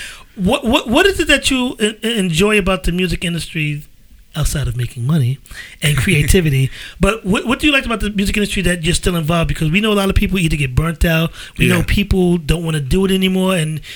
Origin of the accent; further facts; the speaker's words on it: New York City, New York, United States; also born or lived in Harlem; now in New Jersey, United States; I'm from the Bronx. I lived in Harlem. I live in Jersey. But I'm from the Bronx